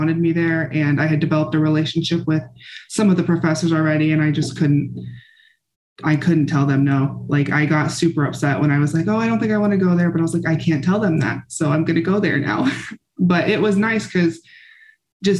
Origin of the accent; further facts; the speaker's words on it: Bloomfield, Nebraska, United States; I grew up in a small town called Bloomfield, Nebraska